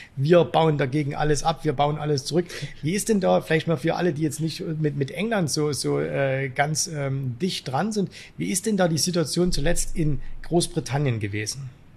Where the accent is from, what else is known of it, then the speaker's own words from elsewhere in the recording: Zwickau, Saxony, Germany; aus meiner Heimatstadt Zwickau